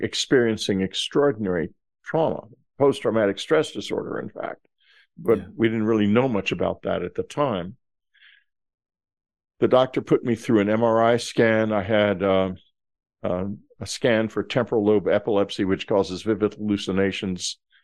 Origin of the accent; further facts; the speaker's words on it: Texas, United States; I'm from Texas